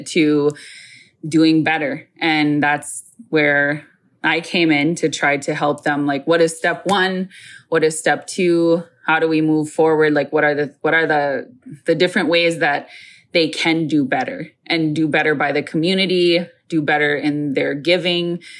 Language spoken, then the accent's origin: English; Isle, Minnesota, United States; I am from Mille Lacs, but more specifically from the uh, Isle community in that uh, reservation